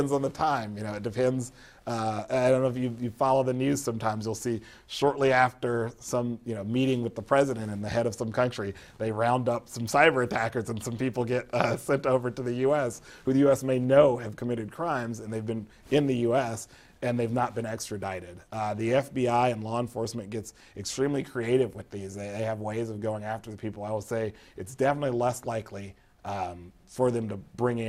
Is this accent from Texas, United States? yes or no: no; Florida, United States; I'm from Florida